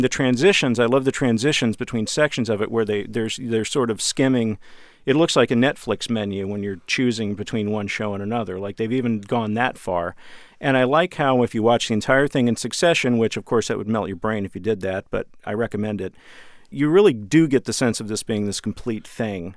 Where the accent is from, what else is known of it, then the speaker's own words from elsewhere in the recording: Dallas, Texas, United States; I'm from Dallas, and we had a local station, Channel Eleven